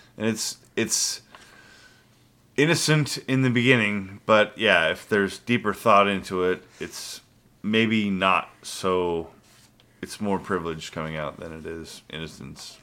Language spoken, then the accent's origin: English; United States; clearly I was born in the United States of America. I've lived here my entire life